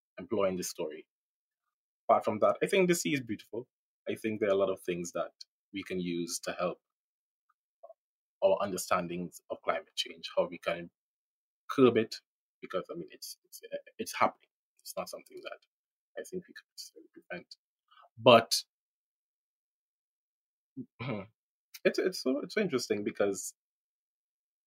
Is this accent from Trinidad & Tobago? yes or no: yes; Trinidad & Tobago; I'm from Trinidad, I'm from the Caribbean